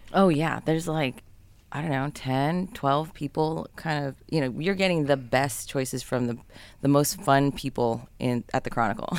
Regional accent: San Jose, California, United States; I grew up in San Jose

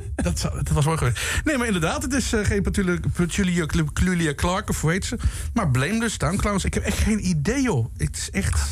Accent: Roggel, Limburg, Netherlands; waar kom je vandaan? Uit Roggel.

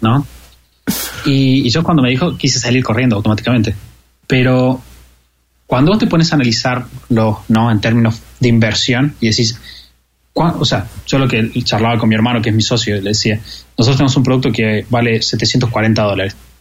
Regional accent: Argentina; como argentino

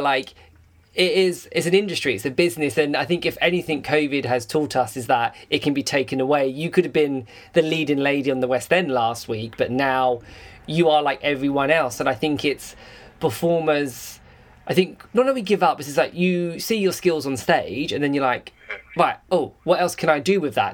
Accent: England, United Kingdom; I'm English

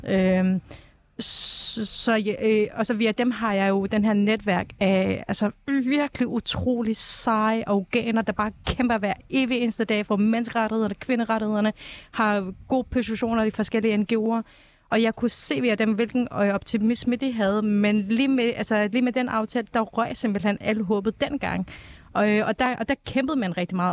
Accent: Afghanistan; now in Denmark; Afghanistan var mit fødeland

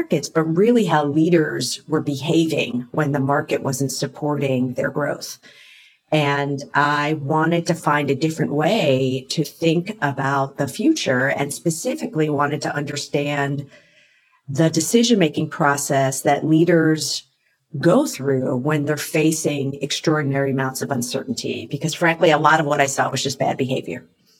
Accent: East Coast, United States; moved away as an adult; now in San Francisco Bay Area, United States; where I moved out here from the East Coast. I am an East Coaster, proudly.

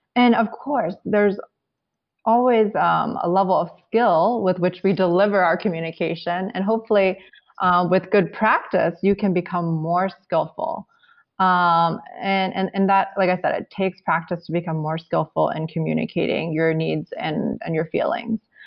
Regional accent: United States; I'm Chinese American, and, and that's kind of the way I grew up

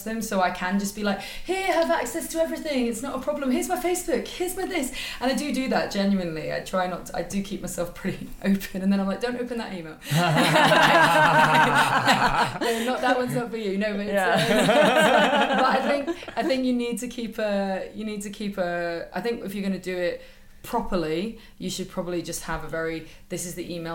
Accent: United Kingdom; I'm British

